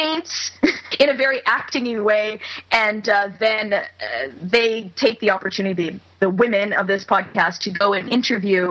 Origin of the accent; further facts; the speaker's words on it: Montreal, Quebec, Canada; now in Vancouver, Canada; Montreal, which is my hometown